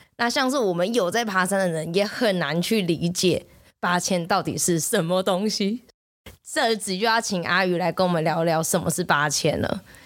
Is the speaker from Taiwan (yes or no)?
yes; Taiwan; 我们台湾人